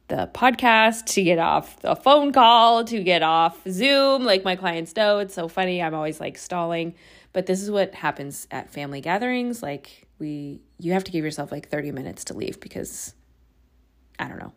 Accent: suburb outside of San Francisco, California, United States; I moved back home to my hometown, which is like a suburb outside of San Francisco

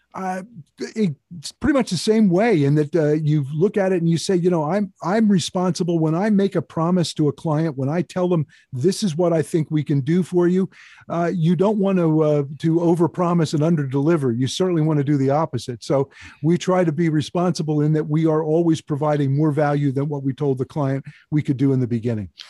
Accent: Chalfont, Pennsylvania, United States; I grew up in Chao Font, a town about thirty miles due north of Philadelphia

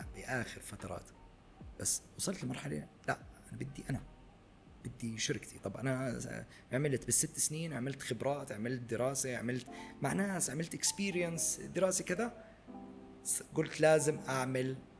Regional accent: Jordan; moved away as an adult; also born or lived in Abu Dhabi; عندنا بالاردن

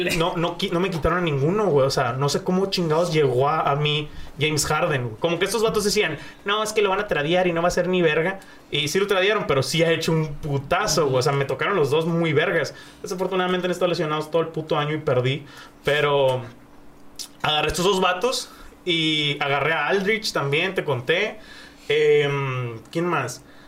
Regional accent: Mexico; soy mexicano

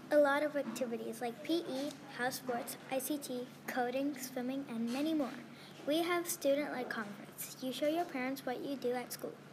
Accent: Australia; also born or lived in Hawaii; I have been at this school for five years. I'm from Australia and Hawaii.

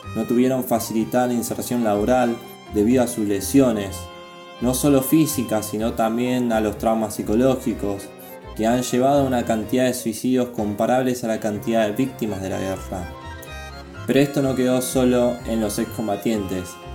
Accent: Argentina; also born or lived in Flores, Buenos Aires; pueblo argentino

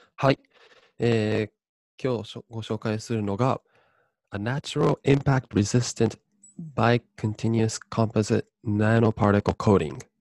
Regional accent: Japan; moved away as an adult; also born or lived in Oregon, United States; 大学行くまで、高校までですね、えーと日本にいまして

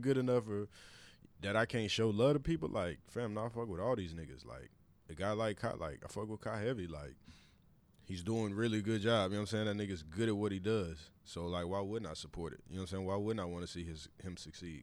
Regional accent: Kansas City, Missouri, United States; we're both from Kansas City

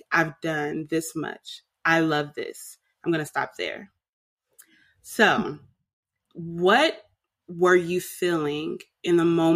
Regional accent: Richmond, California, United States; moved away as an adult; also born or lived in Oakland, California; now in Atlanta, United States; I was born in Oakland, raised in Richmond, and I left the Bay

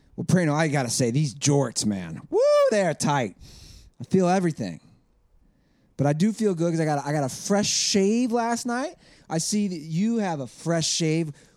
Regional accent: Midwest, United States; I'm from the Midwest.

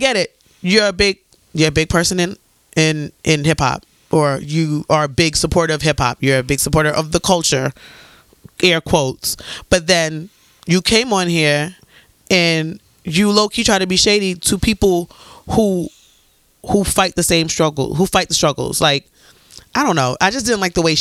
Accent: Antigua & Barbuda; I'm from Antigua. For anybody who doesn't know, I'm fully Antiguan

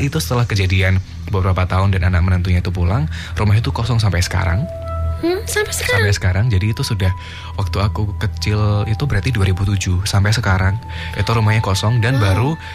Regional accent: Yogyakarta, Special Region of Yogyakarta, Indonesia; di kampungku

